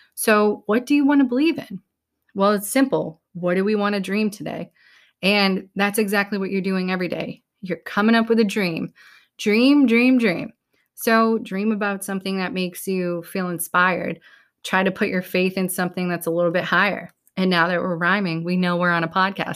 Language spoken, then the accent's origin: English; New England, United States; we're from New England